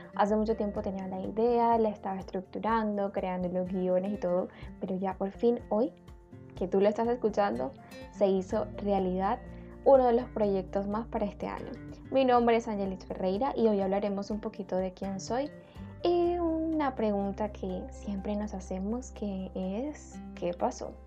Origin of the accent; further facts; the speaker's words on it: Barranquilla, Atlántico, Colombia; soy de Barranquilla, como ya lo suponen por mí